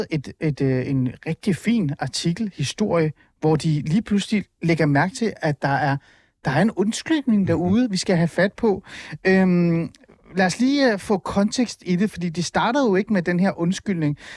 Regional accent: Iran; now in Denmark; Jeg er fra Iran.

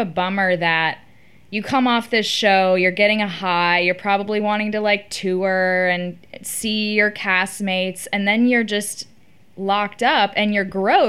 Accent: Austin, Texas, United States; Okay, I'm from Austin

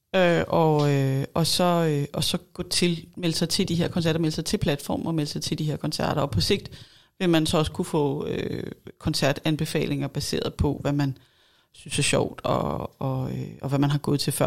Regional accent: Denmark; vi måske også som danskere

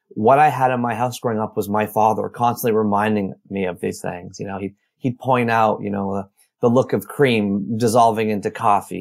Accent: Oshawa, Ontario, Canada; also born or lived in Toronto; I was born in Oshawa, Ontario, Canada, just a hour east of Toronto in nineteen seventy-nine

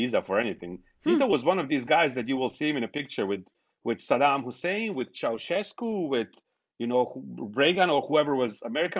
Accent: Sarajevo, Federation of Bosnia and Herzegovina, Bosnia & Herzegovina; moved away as an adult; now in United States; people were allowed to practice Islam in my hometown in Sarajevo

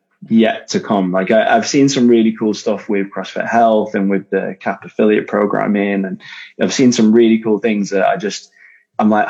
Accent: Manchester, North West England, United Kingdom; I'm from Manchester

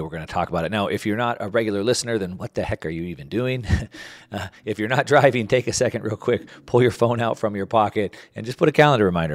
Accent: United States; growing up in the United States

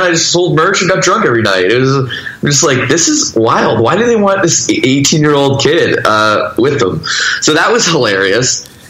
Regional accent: Toronto, Ontario, Canada; I grew up in the Toronto, Canada suburbs

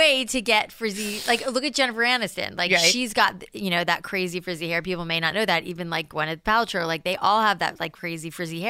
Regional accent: Florida, United States; also born or lived in New York; I was born in New York and grew up in South Florida, and the humidity in South Florida, and I have naturally curly hair

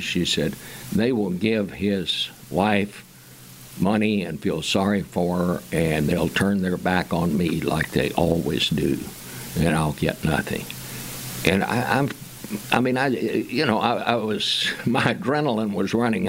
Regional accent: Fort Worth, Texas, United States; I said, Fort Worth

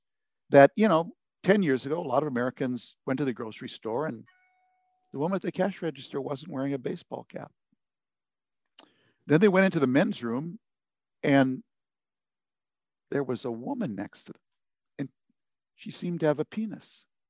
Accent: Lebanon; that's why we wanted to send our kids to public school, because we grew up in Lebanon, basically, a place where everyone sent their kids to their own confessional school

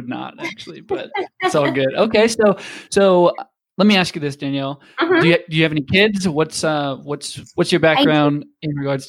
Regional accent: Midwest, United States; us Midwesterners

